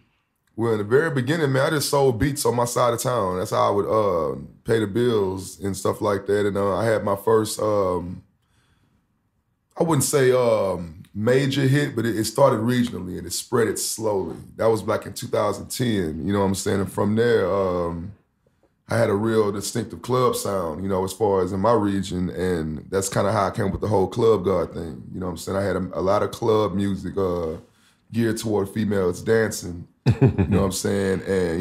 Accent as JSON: {"language": "English", "town": "Houston", "region": "Texas", "country": "United States", "said": "Yeah, I'm from H-Town."}